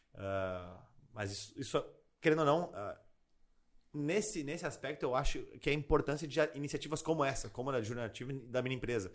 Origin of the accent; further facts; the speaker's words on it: Porto Alegre, Rio Grande do Sul, Brazil; also born or lived in Nova Bassano, Rio Grande do Sul; Mas nasci lá e morei praticamente a vida inteira em Porto Alegre.